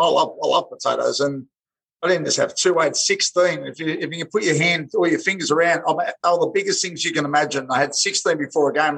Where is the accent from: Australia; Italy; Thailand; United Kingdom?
Australia; Sydney, New South Wales; born and bred in Bracelands, western suburbs of Sydney